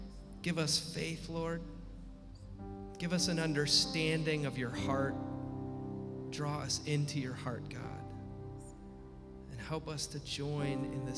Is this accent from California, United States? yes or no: no; Washington, United States; the lake cabin where I grew up in Washington State